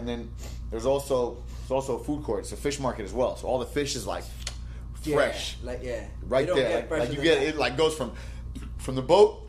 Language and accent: English; North Miami Beach, Florida, United States; I grew up in NMB as well.